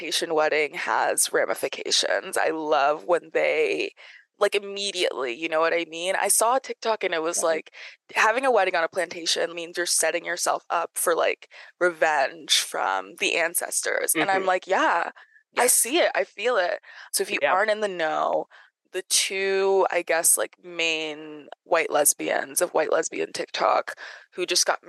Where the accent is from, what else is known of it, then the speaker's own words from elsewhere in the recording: the South, United States; I'm from the South